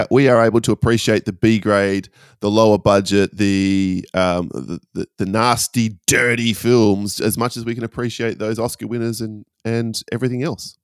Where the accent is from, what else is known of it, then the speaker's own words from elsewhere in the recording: Perth, Western Australia, Australia; my hometown of Perth